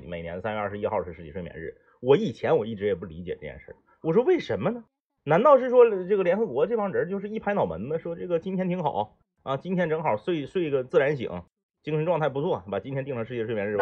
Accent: Northeast China, China; accent: Northeastern dialect; 咱们东北话讲叫睡黏糊了

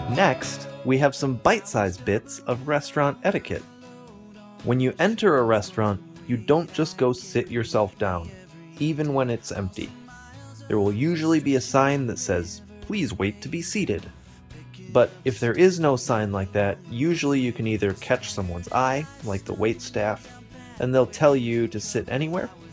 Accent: United States; my hometown has around 80,000 people. It has an airport

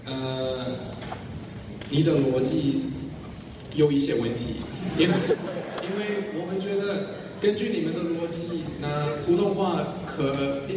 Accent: Australia; first language English; Chinese is a second language; 那虽然英语是我们的必修课，呃，这是因为我们的母语是英语。

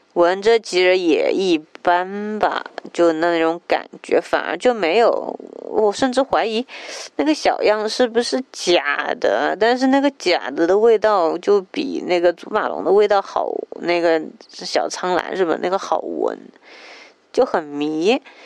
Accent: Jiangsu, China; 我是江苏人，也算是南方人，口味应该很清淡

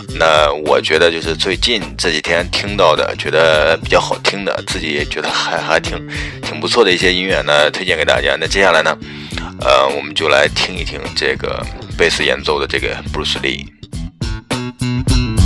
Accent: Henan, China; accent: Henan dialect; 就是我们河南话说就是，呃，就是比较漏能

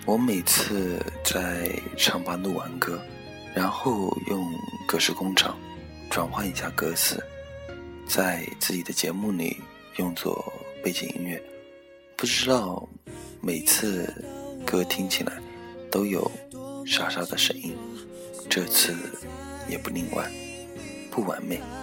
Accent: Taizhou, Zhejiang, China; moved away; also born or lived in Nantong; 我的家乡，台州，一个美丽的小城市

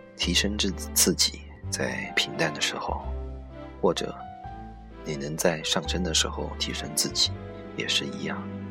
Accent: China; 我们中国人

